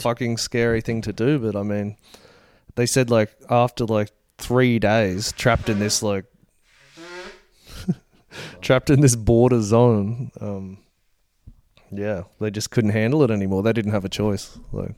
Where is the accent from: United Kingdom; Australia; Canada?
Australia; Gold Coast, Queensland; born or raised there